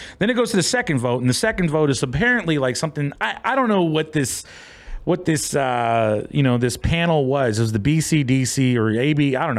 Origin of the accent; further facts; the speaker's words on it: Bay Area, California, United States; moved away as an adult; now in Los Angeles, United States; I'm from the Bay Area.